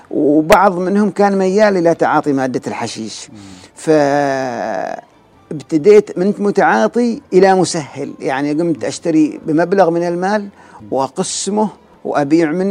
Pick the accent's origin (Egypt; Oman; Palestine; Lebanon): Oman; وشافني انا مثلا ما من البلد هذه انا يعني من من عمان فحس مني بالامان